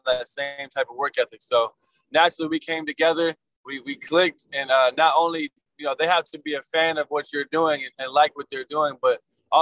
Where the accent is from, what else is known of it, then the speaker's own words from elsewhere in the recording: Atlanta, Georgia, United States; we're all from Atlanta